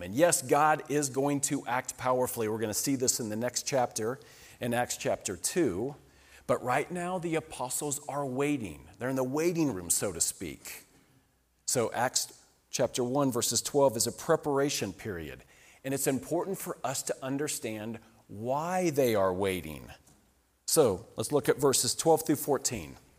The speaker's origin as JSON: {"language": "English", "region": "Colorado", "country": "United States", "said": "we come from Colorado"}